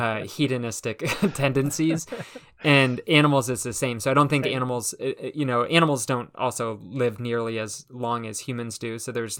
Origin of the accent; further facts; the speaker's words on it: California, United States; now in Burlington, United States; And so I grew up out in California in a suburb of LA, and it's kind of interesting.